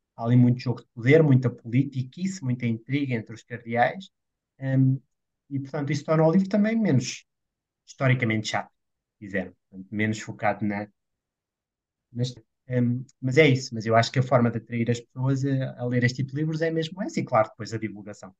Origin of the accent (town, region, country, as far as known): Portugal